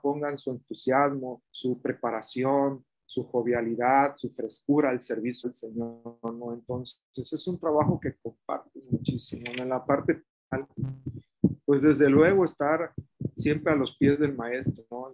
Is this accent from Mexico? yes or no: yes; Mexico